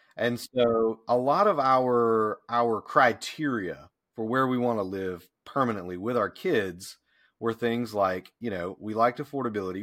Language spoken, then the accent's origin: English; Deep South, United States; moved away as an adult; also born or lived in Memphis, Tennessee; now in Pickens, United States; having grown up in the deep South